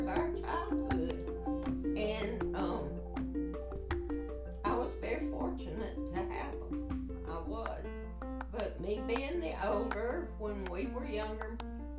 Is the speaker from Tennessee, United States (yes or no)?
no; Kosciusko, Mississippi, United States; I was born in Kosciuszko, Mississippi